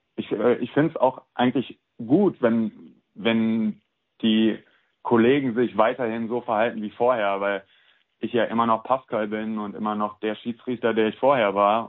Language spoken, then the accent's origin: German; Cologne, North Rhine-Westphalia, Germany; moved away as an adult; also born or lived in Prignitz; ich bin äh, nach Köln gezogen, weil ich hier geboren und aufgewachsen bin